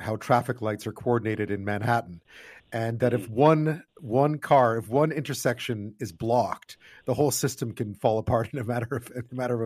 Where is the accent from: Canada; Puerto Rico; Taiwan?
Canada; Montreal, Quebec; moved away; I grew up in Montreal